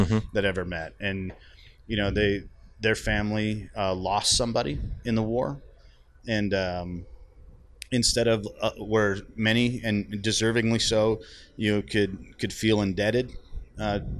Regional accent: Canada; I'm Canadian

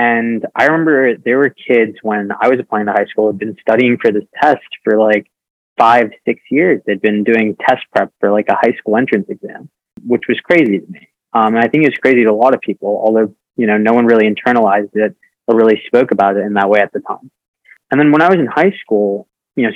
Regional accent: Northern Virginia, United States; I grew up in Northern Virginia

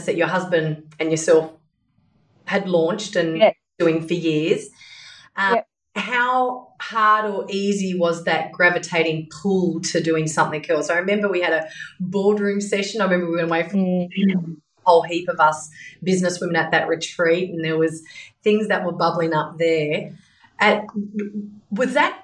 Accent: Blue Mountains, New South Wales, Australia; now in Perth, Australia; I was raised in Blue Mountains

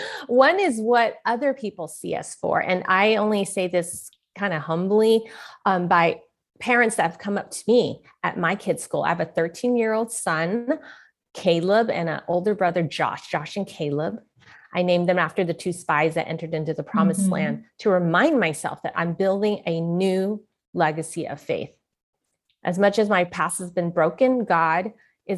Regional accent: San Francisco, California, United States; I was born in San Francisco, Chinatown

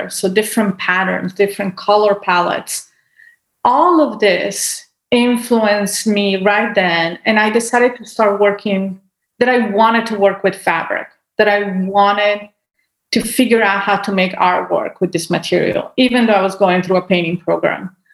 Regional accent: Italy; born there; I mean, I was born in Italy, and so there was a lot of art to see as well.

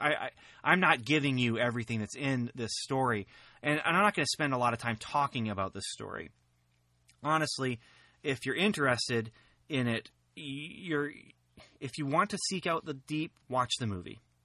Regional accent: near Lafayette, Indiana, United States; Very close to my hometown here

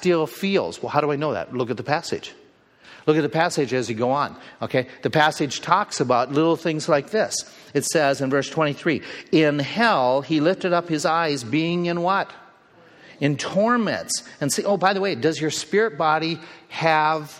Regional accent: United States; we Americans

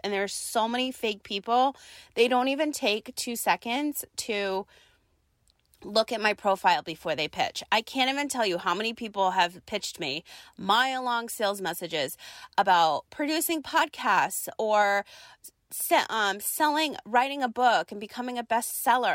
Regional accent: East Coast, United States; now in San Diego, United States; we're both from the East Coast

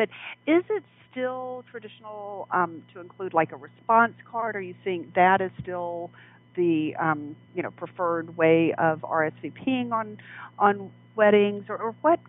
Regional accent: the South, United States; I grew up in the South, so it was very traditional.

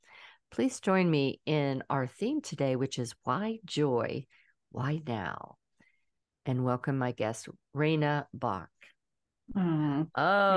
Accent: Pittsburgh, Pennsylvania, United States; now in Georgia, United States; I'm a Pittsburgh girl. So we always... we always call it home, even though we don't live there anymore. I've lived in Georgia longer than I lived in Pittsburgh, still, I always call it home.

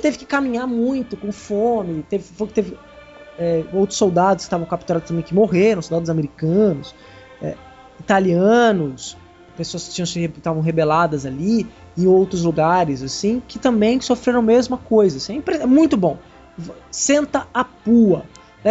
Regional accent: Brazil; Somos brasileiros

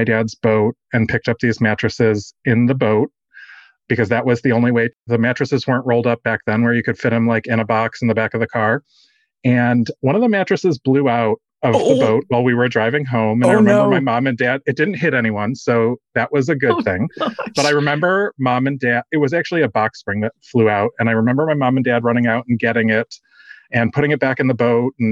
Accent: Dallas, Texas, United States; I am from Dallas, Texas

